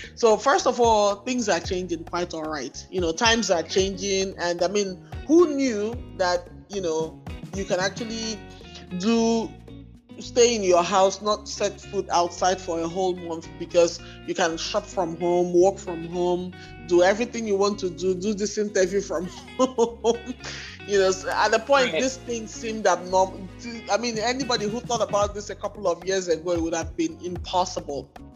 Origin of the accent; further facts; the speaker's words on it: Igboland, Nigeria; I was born and raised in Igbo land